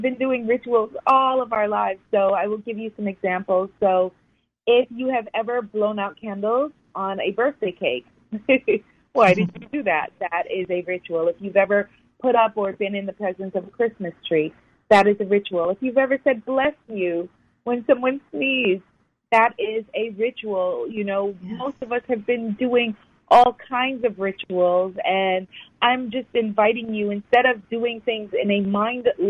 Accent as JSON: {"language": "English", "town": "New York City", "region": "New York", "country": "United States", "tie": "born or raised there", "said": "I grew up in New York City, born and raised."}